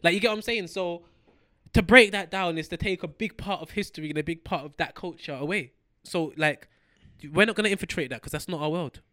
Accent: London, United Kingdom; As a young black youth running, growing up in London

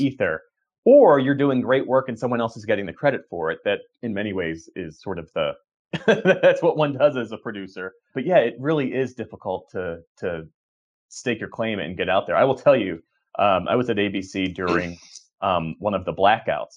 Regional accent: Voorhees, New Jersey, United States; I grew up outside of Philadelphia, uh, in Sou-, South Jersey, Voorhees, New Jersey.

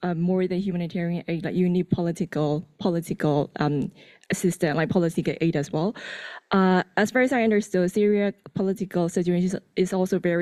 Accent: Myanmar; I'm from Myanmar

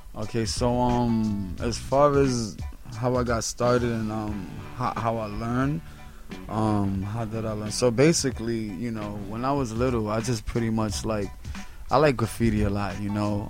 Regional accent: New York City, New York, United States; I'm from Spanish Harlem pretty much from 102nd Street between Park and Lex

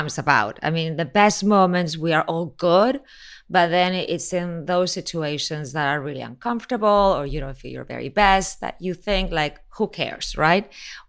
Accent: Miami, Florida, United States; also born or lived in Spain / Mexico; I mean, I was born in Spain, I was raised in Miami, lived in Mexico, then went back to Mexico

